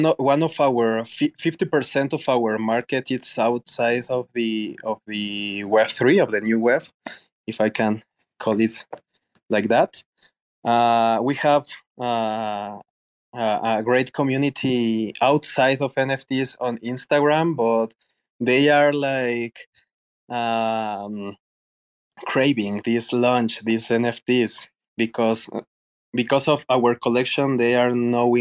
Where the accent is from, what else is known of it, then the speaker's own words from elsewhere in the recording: Mexico City, Mexico; also born or lived in Austin / Toronto; I am in Mexico City. I am from Mexico. I am Mexican. I used to live in Austin, in Toronto too, but now I am based on Mexico City